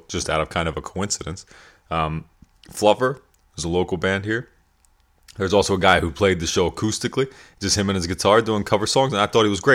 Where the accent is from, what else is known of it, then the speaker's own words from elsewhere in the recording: York, Pennsylvania, United States; I grew up in York, Pennsylvania